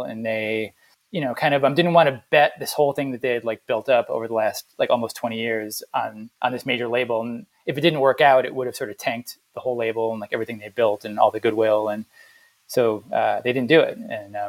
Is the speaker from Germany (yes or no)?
no; Jamaica; I'm from Jamaica. That's where I was born, in the sort of late 50s